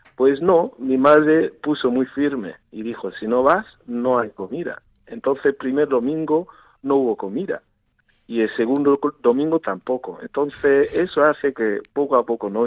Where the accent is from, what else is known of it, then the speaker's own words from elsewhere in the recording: Southwest Nigeria, Nigeria; first language Igbo; Spanish is a second language; moved away as an adult; now in Murcia, Spain; yo soy de Nigeria y como y como ya sabéis que yo muchos años aquí también en España viviendo y trabajando. Y en Nigeria puedo decir que vengo de, yo soy de, de una parte, de una zona de suroeste de Nigeria